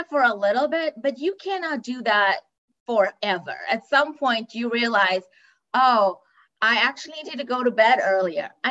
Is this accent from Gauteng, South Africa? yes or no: no; Cape Town, Western Cape, South Africa; moved away; I'm originally from Cape Town, South Africa. And so wellness is not a focus growing up